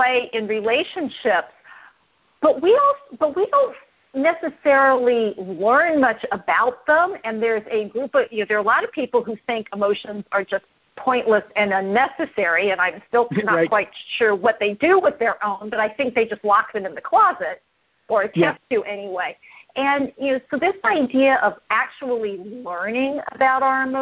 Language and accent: English; Los Angeles, California, United States; moved away; I'm born and raised in Los Angeles, and so that's where I learned to drive